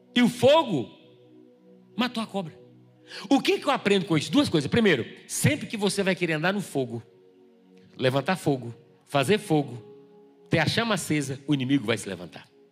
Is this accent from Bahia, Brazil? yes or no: yes; Bahia, Brazil; moved away; Eu vim da Bahia